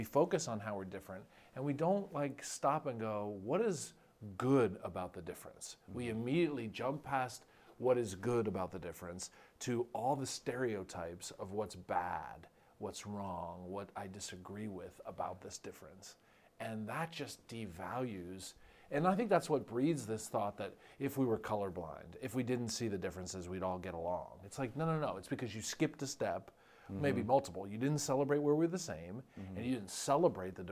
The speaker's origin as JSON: {"language": "English", "region": "New Jersey", "country": "United States", "tie": "born or raised there", "moved": "yes", "said": "I was born in North Jersey."}